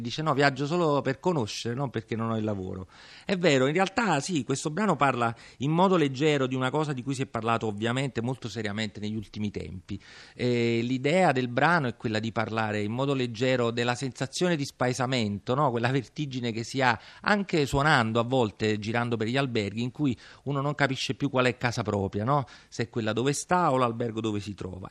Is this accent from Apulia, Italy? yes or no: no; Naples, Campania, Italy; Io sono napoletano sicuramente nonostante il cognome e mi sento così